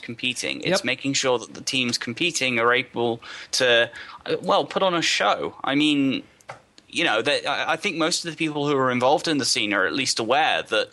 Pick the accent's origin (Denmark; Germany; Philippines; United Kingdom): United Kingdom; I'm British